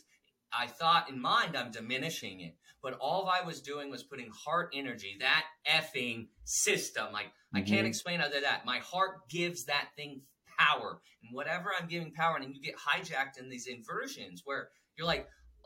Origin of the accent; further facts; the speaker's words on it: United States; as an American that loves America